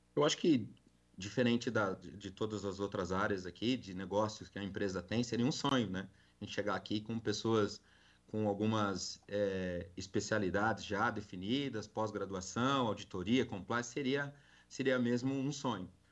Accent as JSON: {"language": "Portuguese", "region": "São Paulo", "country": "Brazil", "moved": "yes", "lives_now": "Goiás, Brazil", "said": "Sou paulistano. Eu brinco que agora eu sou goiano"}